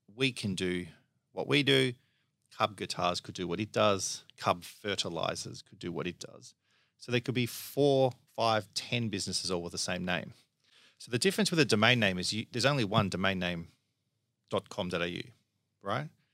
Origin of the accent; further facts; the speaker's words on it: Melbourne, Victoria, Australia; I grew up in, uh, Lower Templestowe. So, you know, I've always been in Melbourne.